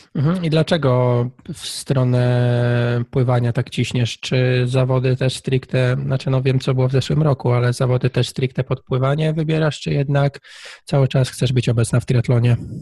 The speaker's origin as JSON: {"language": "Polish", "area": "Tricity", "region": "Pomeranian Voivodeship", "country": "Poland", "said": "ja jestem z, z Trójmiasta"}